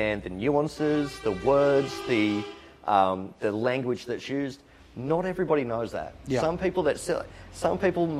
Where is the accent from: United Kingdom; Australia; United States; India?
Australia; Newcastle, New South Wales; now in Sydney, Australia; I'm not from Sydney. I'm from Newcastle. I moved to Sydney, ended up in the eastern suburbs.